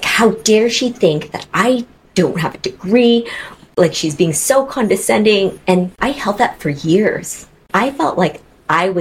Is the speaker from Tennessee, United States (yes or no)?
no; Seattle, Washington, United States; I came back to Seattle, which is my hometown